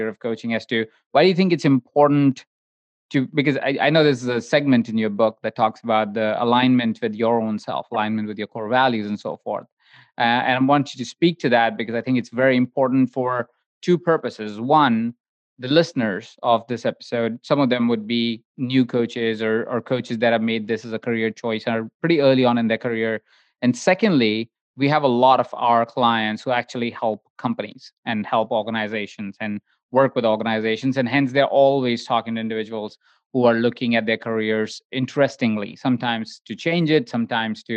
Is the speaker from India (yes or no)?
yes; India; when I grew up as well in India